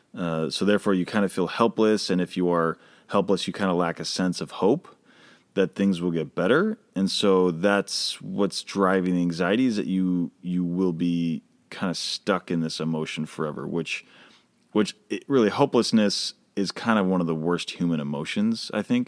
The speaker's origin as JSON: {"language": "English", "town": "Boston", "region": "Massachusetts", "country": "United States", "tie": "born or raised there", "moved": "yes", "said": "I grew up in Boston"}